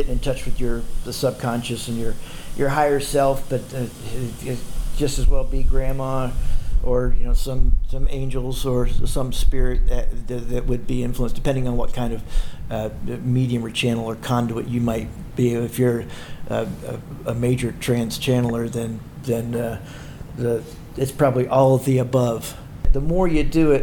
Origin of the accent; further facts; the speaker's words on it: South Carolina, United States; growing up in South Carolina in a corporate family